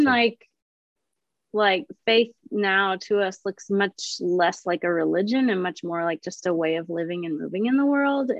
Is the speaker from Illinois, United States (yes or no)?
yes; Illinois, United States; moved away as an adult; also born or lived in Nashville, Tennessee; now in Minnesota, United States; we moved from Nashville to Illinois, back to my hometown